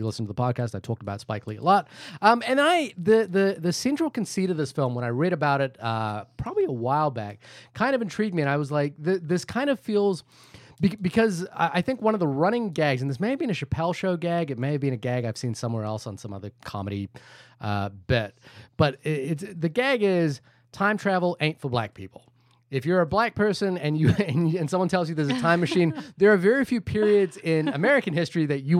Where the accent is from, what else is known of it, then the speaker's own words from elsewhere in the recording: India; I'm Indian. So we're obliged